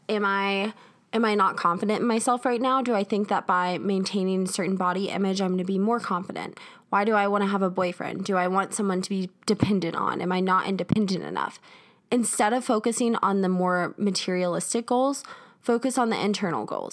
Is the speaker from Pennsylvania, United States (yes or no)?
no; South Carolina, United States; moved away as an adult; now in Denver, United States; I am originally from South Carolina. That's where my family lives.